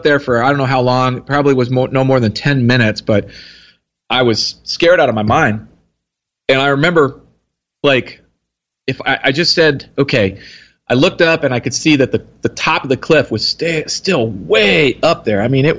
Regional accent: Texas, United States; Here in Texas.

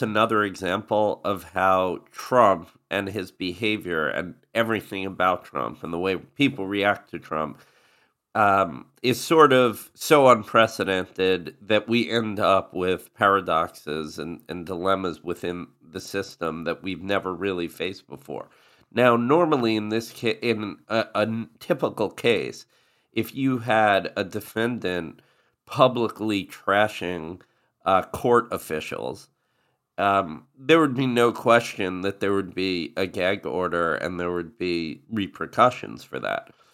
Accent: southern New Jersey, United States; also born or lived in New York; I grew up in southern New Jersey, the the Eagles part of New Jersey, um, as a kid

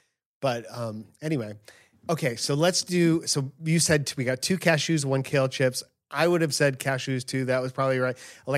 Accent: Argentina; now in Kuwait; I'm from Argentina, currently working in Kuwait

